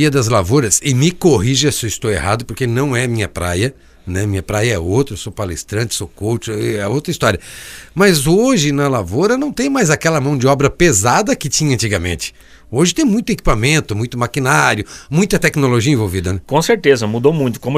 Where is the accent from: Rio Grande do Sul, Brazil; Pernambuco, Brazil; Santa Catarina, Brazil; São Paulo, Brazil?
Santa Catarina, Brazil; Joinville; also born or lived in Criciúma; eu morei algum tempo aqui em Criciúma, eu sou natural de Joinville, mas morei aqui em Criciúma há algum tempo